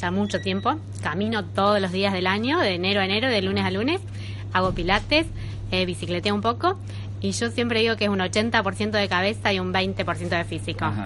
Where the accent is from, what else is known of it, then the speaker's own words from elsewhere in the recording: Argentina; Somos cinco argentinos y tres españoles